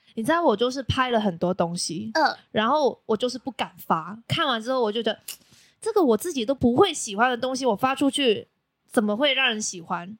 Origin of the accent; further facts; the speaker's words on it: Macau; now in Taiwan; 我是来自澳门的